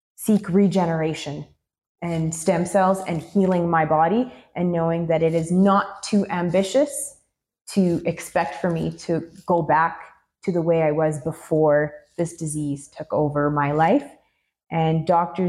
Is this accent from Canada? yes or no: yes; Canada; I'm a Canadian and so I had exhausted all of the options in the Canadian healthcare system